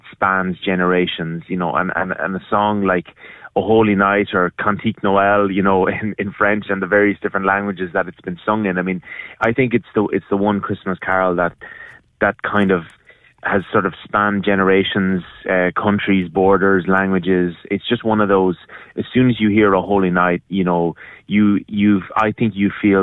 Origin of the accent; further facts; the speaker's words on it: Ireland; moved away; growing up in Ireland on a sheep farm